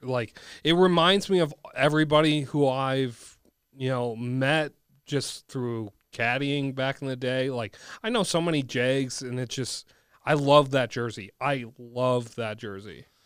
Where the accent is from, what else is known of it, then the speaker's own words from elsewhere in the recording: Bloomington, Minnesota, United States; also born or lived in Edina; I grew up in Bloomington, Jefferson